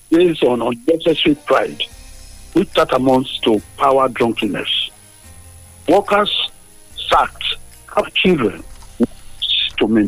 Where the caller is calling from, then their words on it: Abeokuta, Ogun State, Nigeria; I'm speaking from Okeshokori here in Abeokuta.